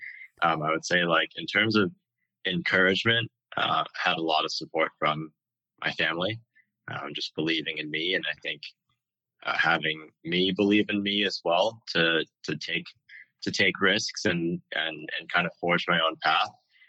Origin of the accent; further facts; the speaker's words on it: Beijing, China; also born or lived in California / Hong Kong; now in United States; I was born here in California, but spent most of my childhood in Beijing and Hong Kong.